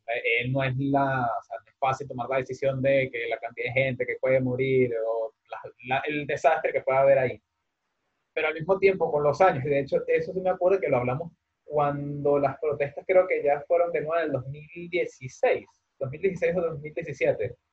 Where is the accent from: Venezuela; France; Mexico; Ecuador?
Venezuela; now in Spain; somos de ahí